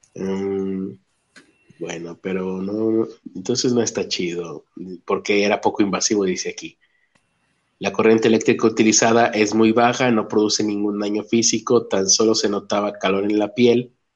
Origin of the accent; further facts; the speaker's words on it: Mexico; lo dice alguien de México